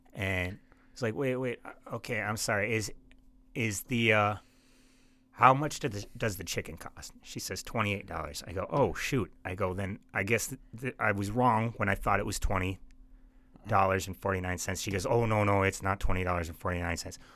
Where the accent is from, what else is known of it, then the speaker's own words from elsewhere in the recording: Bismarck, North Dakota, United States; I'm from Bismarck